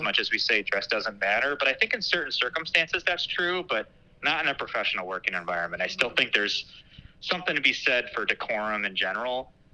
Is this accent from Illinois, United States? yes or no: yes; Batavia, Illinois, United States; also born or lived in St. Charles, Illinois; I grew up in St. Charles and Batavia in the western suburbs